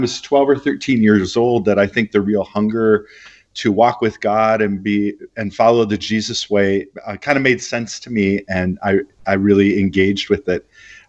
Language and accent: English; Minneapolis, Minnesota, United States; also born or lived in Heidelberg, Germany / Alabama / San Francisco / Texas; I was born in Heidelberg, Germany, but mostly raised in the Midwest of the United States in a city called Minneapolis.